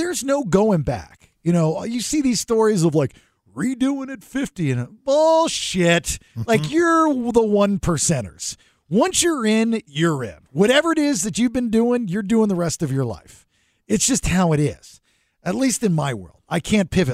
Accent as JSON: {"language": "English", "region": "Georgia", "country": "United States", "said": "I'm a redneck from Georgia"}